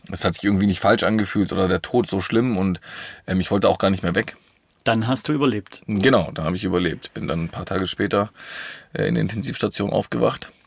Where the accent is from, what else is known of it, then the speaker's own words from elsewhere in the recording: Villingen-Schwenningen, Baden-Württemberg, Germany; born there; ich bin äh, im Schwarzwald in Flingen-Schwenningen geboren.